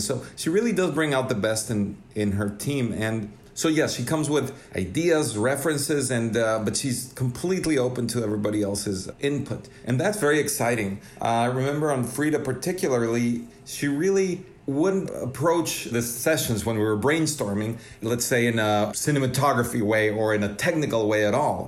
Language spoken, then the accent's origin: English; Mexico City, Mexico; moved away as an adult; now in Los Angeles, United States; growing up in Mexico City